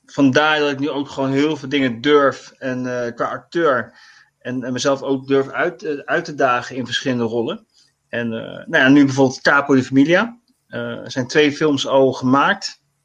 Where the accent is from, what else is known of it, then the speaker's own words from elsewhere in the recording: The Hague, South Holland, Netherlands; Ik ehm, woon in Den Haag. Ik kom uit Den Haag